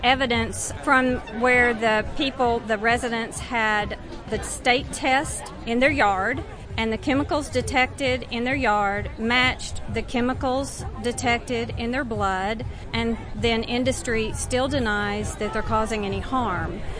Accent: Texas, United States; I'm from Texas. I lived in Wise County in North Texas

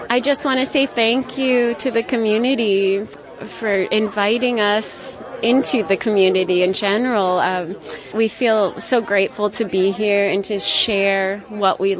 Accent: Manhattan, New York, United States; now in Narrowsburg, United States; I'm a local. My husband and I moved to Narrowsburg about two years ago, and we're from Manhattan.

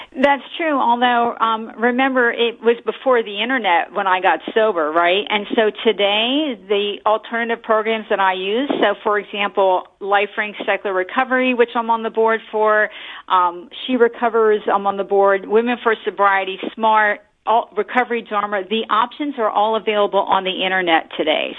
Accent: New Jersey, United States; moved away as an adult; now in Bay Area, United States; I grew up in Central Jersey, but I came to California

